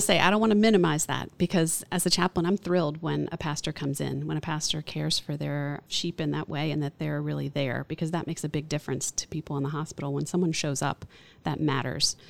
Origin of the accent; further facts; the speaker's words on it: Orlando, Florida, United States; I grew up in Orlando, so I'm a third generation native